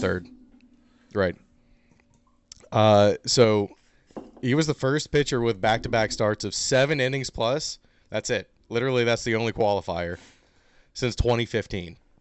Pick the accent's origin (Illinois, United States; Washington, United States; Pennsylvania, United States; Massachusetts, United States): Pennsylvania, United States; Uniontown; I say I'm from Pittsburgh, but I'm from yeah. Uniontown